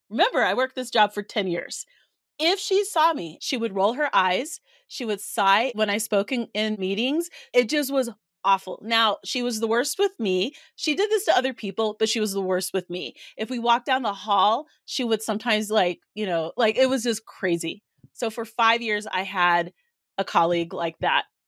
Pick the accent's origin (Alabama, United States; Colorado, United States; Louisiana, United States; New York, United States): Colorado, United States; I'm from Colorado